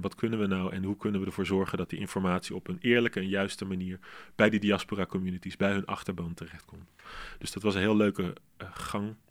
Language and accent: Dutch; Arnhem, Gelderland, Netherlands; Arnhem, waar ik vandaan kom